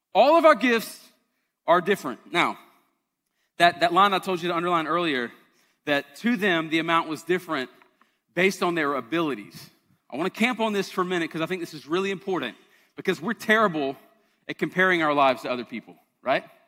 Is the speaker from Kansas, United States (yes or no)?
no; Charleston, South Carolina, United States; I'm from Charleston.